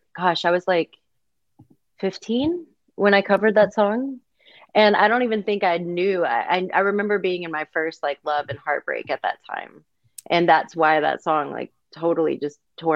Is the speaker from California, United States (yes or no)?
no; Texas, United States; also born or lived in Mississippi; Originally from Mississippi, but I grew up in Texas